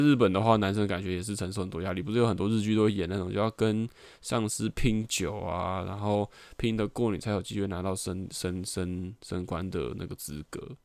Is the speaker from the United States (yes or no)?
no; Taiwan; 所以小时候就对台湾就是为什么要生在这个地方